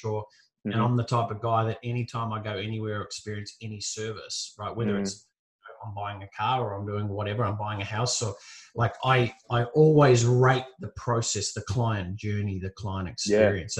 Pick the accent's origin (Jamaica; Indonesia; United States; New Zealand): New Zealand; moved away as an adult; now in Gold Coast, Australia; I grew up in New Zealand, moved from New Zealand to the Gold Coast here in Australia